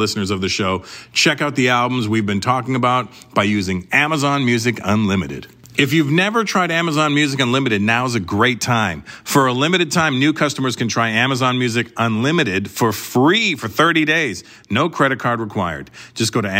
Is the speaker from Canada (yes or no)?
yes; Canada; I'm Canadian